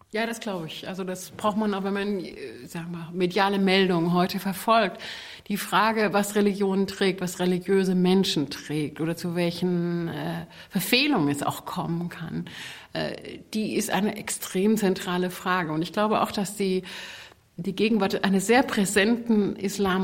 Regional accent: Saxony, Germany; Ich bin ökumenisch aufgewachsen in Sachsen, der Deutschen Demokratischen Republik.

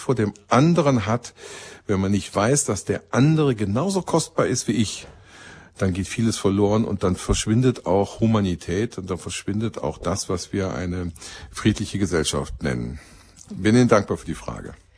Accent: Rhineland, Germany; als Rheinländer

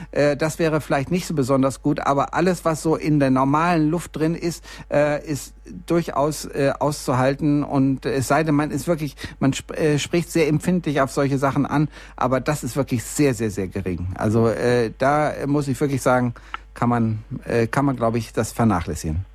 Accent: Bielefeld, North Rhine-Westphalia, Germany; now in Munich, Germany; ich komme ja nur eigentlich aus Bielefeld, bin aber hier in München gelandet und mich kriegen hier auch keine zehn Pferde mehr weg

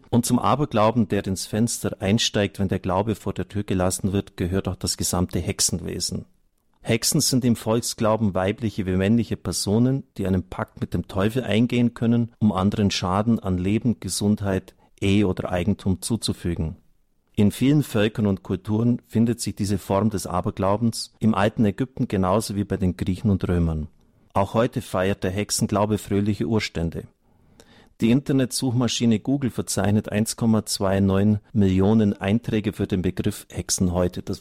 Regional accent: Fischau, Lower Austria, Austria; Allein aus meiner Gemeinde, wo ich herkomme, Fischau, sind Dutzende Juden abtransportiert worden in Viehwägen.

